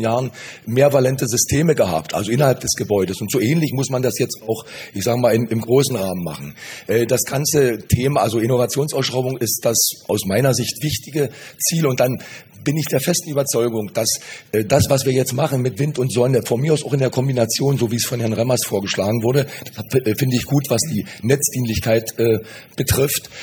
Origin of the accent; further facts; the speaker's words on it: Brandenburg, Germany; ich komme aus Brandenburg